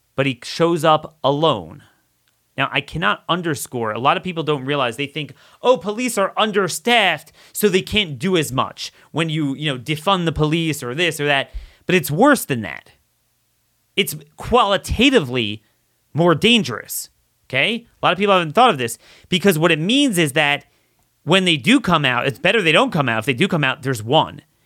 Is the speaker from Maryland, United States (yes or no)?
yes; Baltimore, Maryland, United States; I'm from the Baltimore area